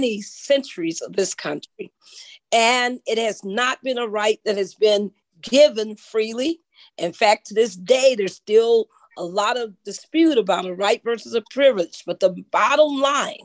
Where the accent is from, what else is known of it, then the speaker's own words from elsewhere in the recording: Long Beach, California, United States; I'm a native born Californian, born in the Southern California, born in good old Long Beach, California, raised all over Southern California, a little bit of Northern California.